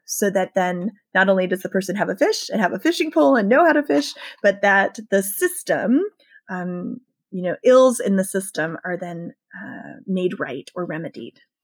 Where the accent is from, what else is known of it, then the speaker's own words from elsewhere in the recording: rural Southern Maryland, United States; I grew up in rural Southern Maryland, which is very, very very racially divided